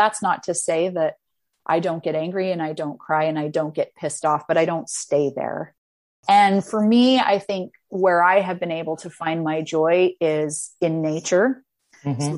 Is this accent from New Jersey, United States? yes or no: no; Utah, United States; I'm from Utah